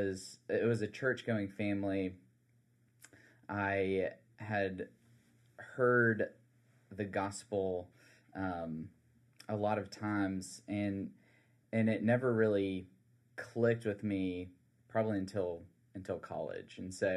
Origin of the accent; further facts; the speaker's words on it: South Carolina, United States; I'm originally from the Low Country of South Carolina.